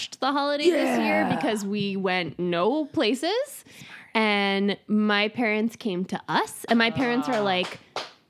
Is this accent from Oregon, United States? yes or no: no; New Hampshire, United States; also born or lived in New England; now in Los Angeles area, United States; I grew up in New Hampshire